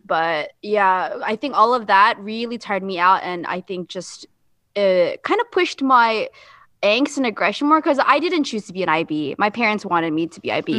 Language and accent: English; Jacksonville, Florida, United States; moved away as an adult; also born or lived in South Korea; growing up Asian, specifically Filipino in Jacksonville